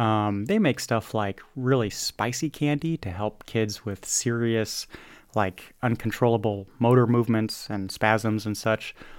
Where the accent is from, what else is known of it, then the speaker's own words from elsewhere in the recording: United States; I'm an American